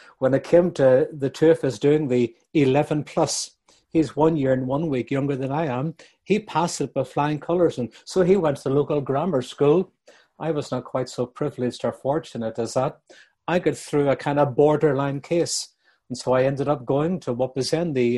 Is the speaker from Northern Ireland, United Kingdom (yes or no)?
yes; Bangor, Northern Ireland, United Kingdom; my hometown of Bangor, County Down